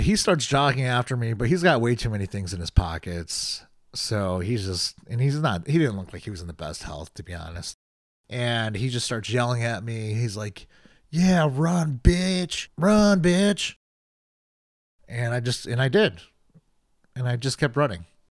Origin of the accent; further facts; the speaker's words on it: Chicago, Illinois, United States; moved away as an adult; also born or lived in Boston; I'm from Chicago.